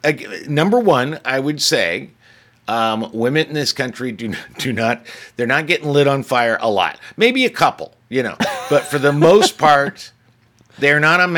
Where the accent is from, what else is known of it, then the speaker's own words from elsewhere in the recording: United States; We're American. That's what we do.